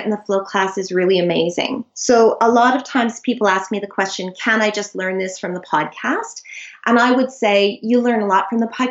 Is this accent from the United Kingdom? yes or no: no; Canada; moved away as an adult; now in Sydney, Australia; I live in Sydney. I'm Canadian. I moved here 20 years ago with my incredible husband